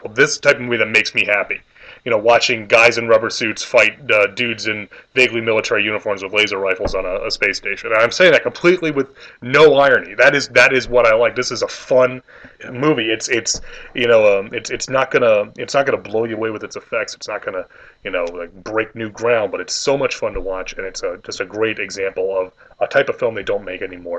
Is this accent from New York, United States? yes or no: yes; New York, United States; we're both from New York